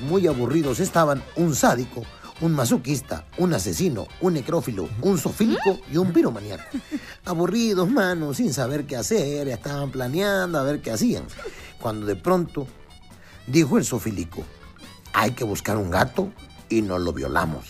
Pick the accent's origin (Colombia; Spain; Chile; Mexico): Mexico; Acapulco, Guerrero; a las de mi pueblo, a las acapulqueñas